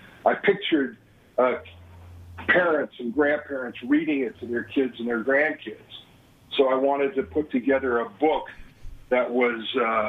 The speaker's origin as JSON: {"language": "English", "town": "Denver", "region": "Colorado", "country": "United States", "tie": "born or raised there"}